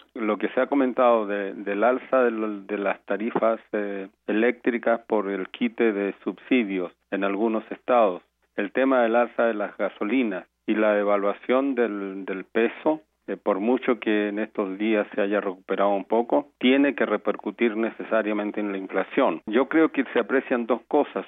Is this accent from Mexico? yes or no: yes; Mexico